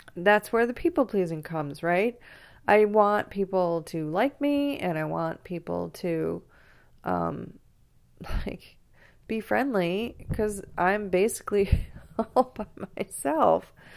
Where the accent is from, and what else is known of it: Grosse Pointe, Michigan, United States; born or raised there